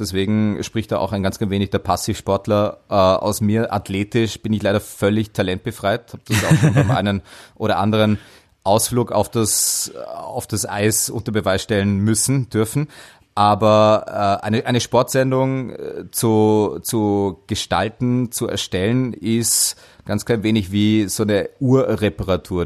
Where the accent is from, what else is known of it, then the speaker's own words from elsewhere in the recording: Dornbirn, Vorarlberg, Austria; in meine Heimat. Dornbirn